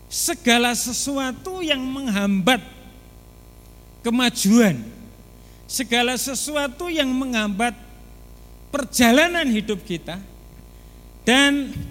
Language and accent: Indonesian; Semarang, Central Java, Indonesia; karena saya sendiri berasal dari Tembalang, itu waktu menerima panggilan untuk melayani pekerjaan Tuhan, sekiranya kelas 3 SMP kalau nggak salah